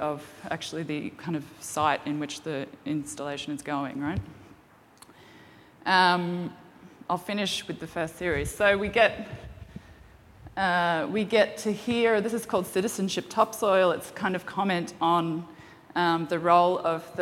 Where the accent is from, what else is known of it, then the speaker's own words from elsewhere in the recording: Gladstone, Queensland, Australia; I grew up on the Gladstone Harbour, and my father owned a fishing tackle store